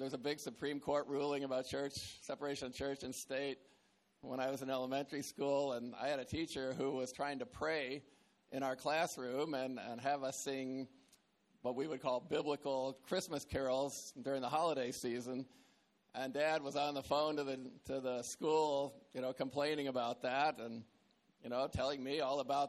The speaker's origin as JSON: {"language": "English", "town": "Atlanta", "region": "Georgia", "country": "United States", "tie": "born or raised there", "also_born_or_lived": "Tripoli, Libya", "said": "I was born in Tripoli, Libya, but I grew up in Atlanta, Georgia"}